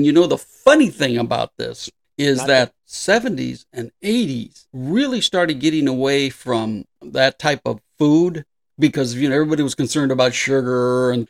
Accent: Southern California, United States; I grew up in Southern California

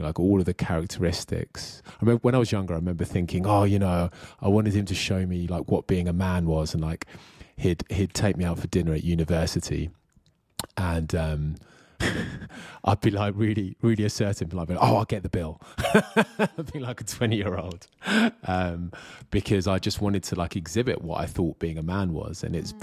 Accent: Kent, South East England, United Kingdom; I was born in Kent in the UK

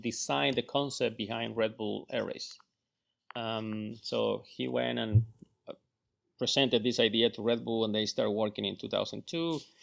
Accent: Chile; moved away; also born or lived in Florida; I'm from Chile.

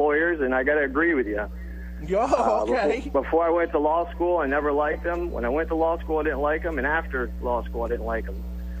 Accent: Miami, Florida, United States; I'm actually in Miami, Florida. That's where I'm from. My parents are Cuban, but grew up in the United States.

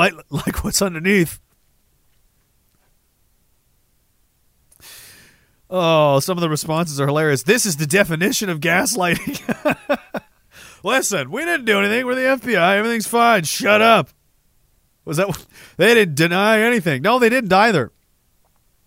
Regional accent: Canada; as a Canadian

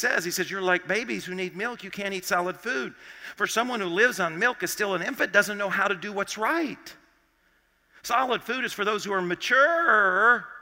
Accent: Arkansas, United States; I grew up in Arkansas

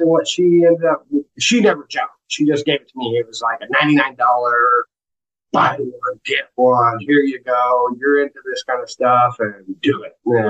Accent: Springfield, Missouri, United States; I'm from Springfield, Missouri, originally

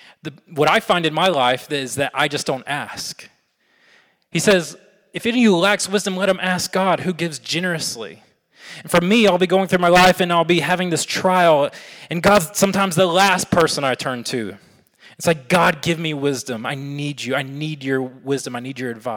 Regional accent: Alabama, United States; I'm from Alabama

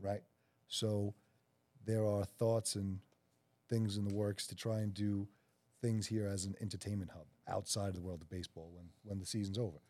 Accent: New York City, New York, United States; the South Shore of Staten Island, which is where Mike and I are from

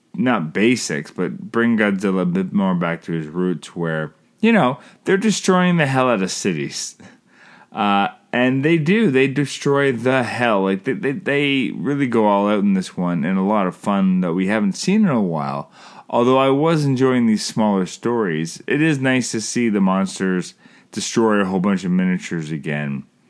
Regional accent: Canada; I'm Canadian filmmaker

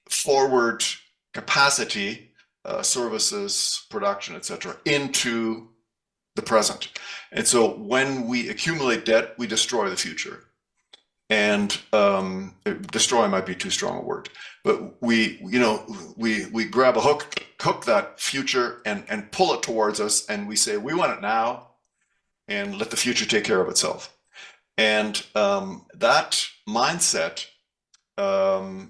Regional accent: Germany; moved away; also born or lived in Canada; I was born in Germany, grew up in Germany, German parents. And then my parents immigrated to Canada

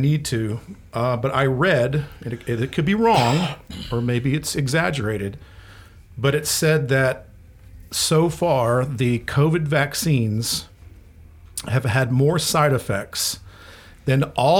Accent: Florida, United States; born or raised there

